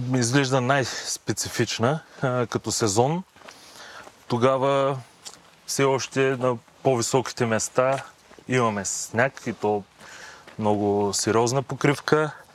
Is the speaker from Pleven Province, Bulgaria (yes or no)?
no; Yambol, Yambol Province, Bulgaria; also born or lived in Varna; now in Sofia, Bulgaria; Родом съм от Ямбул, живял съм дълго време във Варна, но планините ме привлякоха към София и по настоящен живея тук.